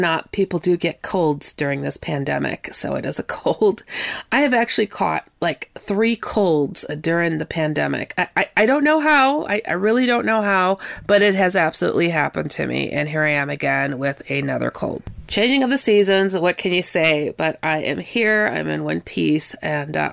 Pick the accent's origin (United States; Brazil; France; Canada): United States; Wisconsin; also born or lived in California; where I was raised, though I'm from California. I was raised mostly in Wisconsin